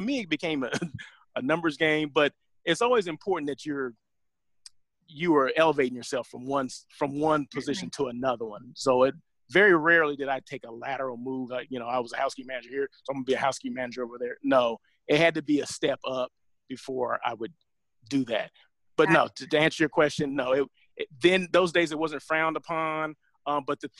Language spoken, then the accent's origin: English; Southern California, United States; moved away as an adult; also born or lived in Sacramento; I'm from Southern California